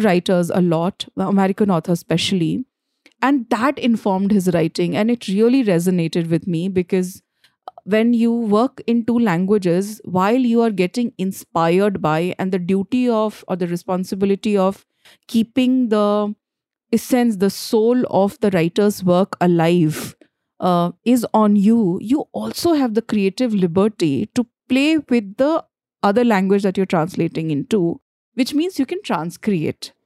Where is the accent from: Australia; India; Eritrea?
India; Jharkhand; first language Bhojpuri; English is a second language; moved away as an adult; also born or lived in Delhi; I grew up in Jharkhand